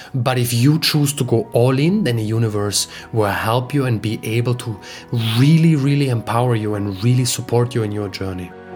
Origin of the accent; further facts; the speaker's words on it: Austria; moved away; my home country, Austria